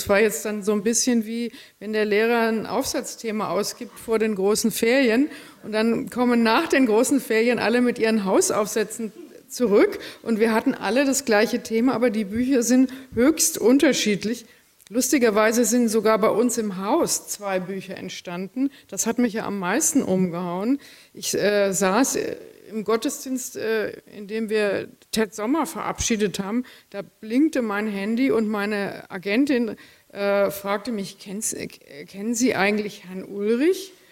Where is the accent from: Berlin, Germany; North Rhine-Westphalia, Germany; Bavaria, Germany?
Bavaria, Germany; also ich bin in der Gegend von Würzburg aufgewachsen